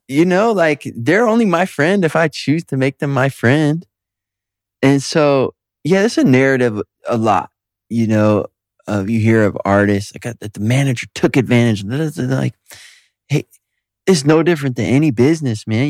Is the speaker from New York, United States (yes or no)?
no; Detroit, Michigan, United States; moved away; I'm from Detroit. And I got a lot of amazing friends there